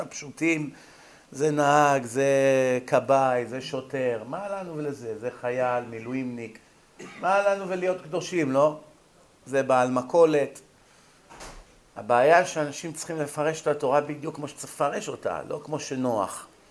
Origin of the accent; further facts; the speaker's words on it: Israel; כשאנחנו גדלנו כאן בבתי ספר בארץ, בילדותנו